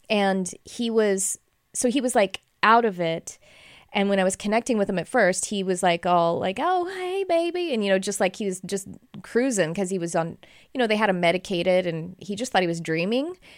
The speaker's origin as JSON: {"language": "English", "region": "Texas", "country": "United States", "said": "we're from Texas"}